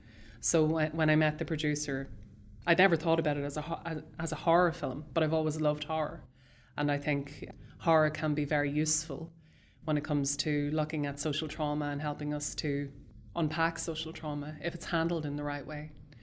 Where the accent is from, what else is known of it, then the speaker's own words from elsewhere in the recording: Dundalk, County Louth, Ireland; One of the places he delivered bread to was a convent in the town that I grew up in Dundalk.